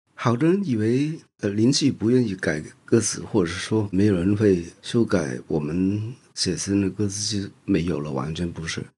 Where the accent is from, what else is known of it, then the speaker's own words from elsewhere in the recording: Hong Kong; moved away as an adult; now in Taiwan; 因为那个时候我们还没有过来台湾，我是生在香港